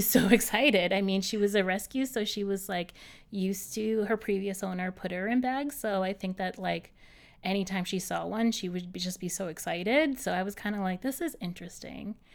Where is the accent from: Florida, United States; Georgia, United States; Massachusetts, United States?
Massachusetts, United States; Boston; moved away as an adult; now in New York City, United States; I'm from Boston originally, from the North Shore.